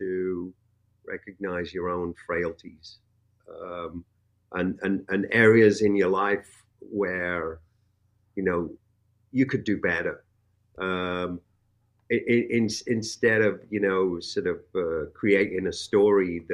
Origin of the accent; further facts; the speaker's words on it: England, United Kingdom; now in United States; coming from a place like England. For one, I was exposed to many different cultures. I grew up around Jamaicans, Pakistanis, Indians, you name it.